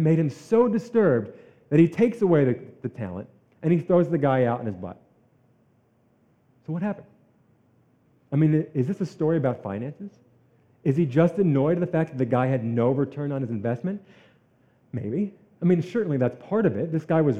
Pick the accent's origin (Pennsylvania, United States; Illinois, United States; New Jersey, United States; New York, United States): New Jersey, United States; I'm from New Jersey